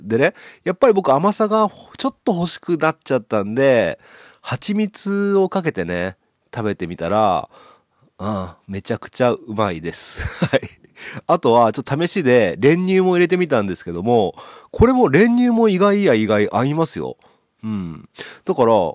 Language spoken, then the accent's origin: Japanese; Okayama, Japan; 僕の地元の岡山